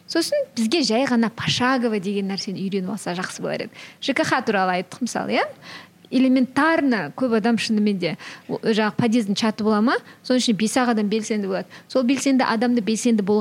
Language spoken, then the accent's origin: Kazakh; Kyzylorda Region, Kazakhstan; first language Kazakh; мен мысалы кәдімгі қазақтың қызымын кішкентай қызылордадағы ыыы шет ауданда туып өскен қарапай мектепте оқыған қызбын